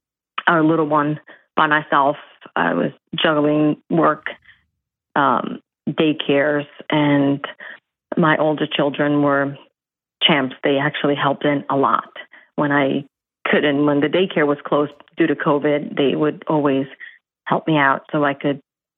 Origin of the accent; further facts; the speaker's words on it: New York, United States; now in Chicago, United States; So I moved out here originally from New York about a year and a half ago.